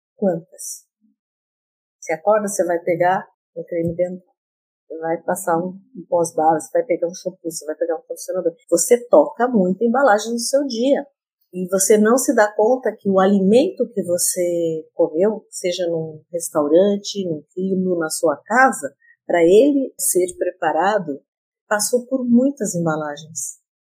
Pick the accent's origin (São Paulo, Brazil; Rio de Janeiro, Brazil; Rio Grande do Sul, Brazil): São Paulo, Brazil; Bariri; eu nasci numa chacrinha aqui perto de Bariri, e a gente tinha galinha